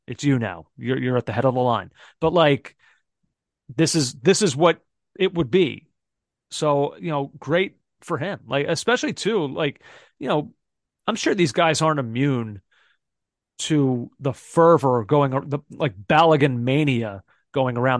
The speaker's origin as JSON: {"language": "English", "country": "United States", "said": "as American fans and analysts"}